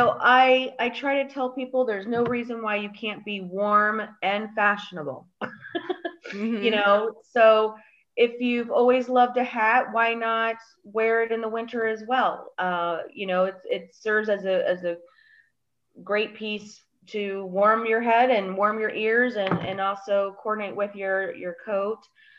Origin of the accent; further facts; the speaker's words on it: Colorado, United States; also born or lived in Chicago, Illinois; I'm here. I am from Colorado and Chicago.